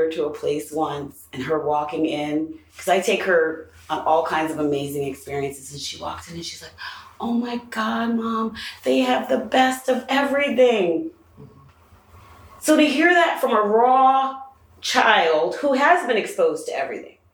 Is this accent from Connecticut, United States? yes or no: yes; Greenwich, Connecticut, United States; I'm from Greenwich, Connecticut, and I need a room.